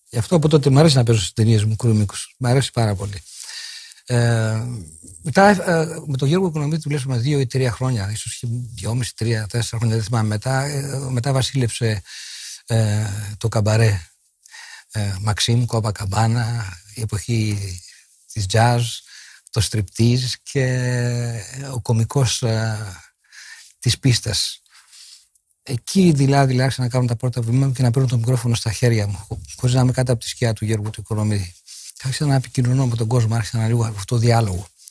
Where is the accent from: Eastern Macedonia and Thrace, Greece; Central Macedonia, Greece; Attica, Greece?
Central Macedonia, Greece; Kalamaria; Εγώ γεννήθηκα στην Καλαμαριά 7 Μαΐου 1940